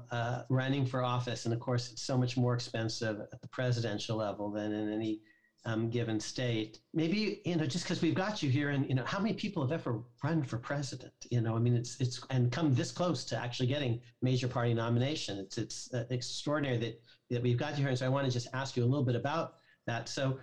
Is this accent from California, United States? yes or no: yes; California, United States; You know, as a Californian, you know, to have the … on your side, it seems to me.